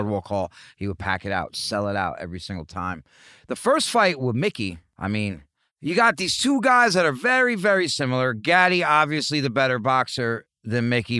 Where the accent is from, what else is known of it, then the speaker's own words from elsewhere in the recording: New York, United States; I'm from New York